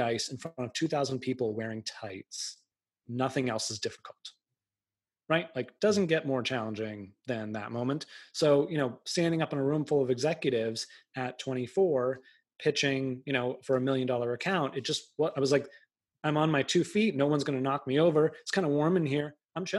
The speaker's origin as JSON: {"language": "English", "area": "outside of Boston", "region": "Massachusetts", "country": "United States", "tie": "born or raised there", "said": "I grew up outside of Boston"}